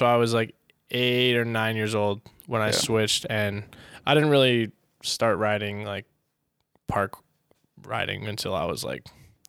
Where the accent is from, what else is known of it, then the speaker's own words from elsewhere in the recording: Rochester, New York, United States; also born or lived in Dearborn, Michigan; I was born in Dearborn, Michigan. I only lived there for 2 months until I was, we then moved to Rochester, where I've grown up my whole life